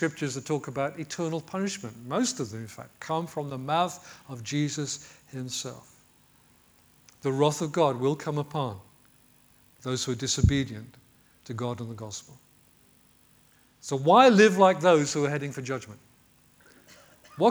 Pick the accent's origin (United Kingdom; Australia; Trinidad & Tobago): United Kingdom